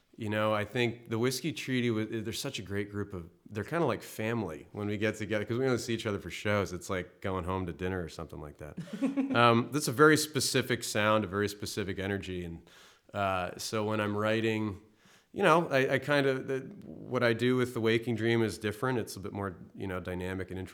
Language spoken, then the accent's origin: English; Connecticut, United States; moved away as an adult; also born or lived in Louisiana; now in Massachusetts, United States; I grew up in Connecticut, so it's not like I don't know about the cold, but the 2 years I spent in Louisiana ruined me.